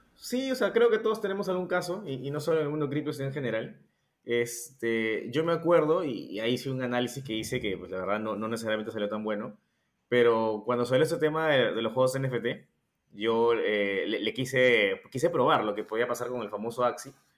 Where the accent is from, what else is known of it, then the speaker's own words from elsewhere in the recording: Peru; nosotros somos de Perú